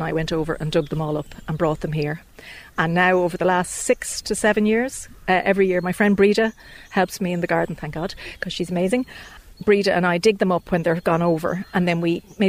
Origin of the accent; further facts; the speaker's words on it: Ireland; I'm from Dunchocklan originally